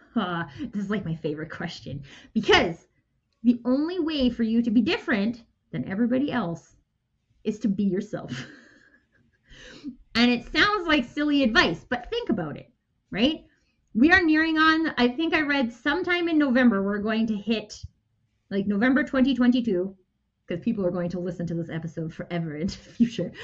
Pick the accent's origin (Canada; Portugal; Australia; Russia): Canada; I'm Canadian.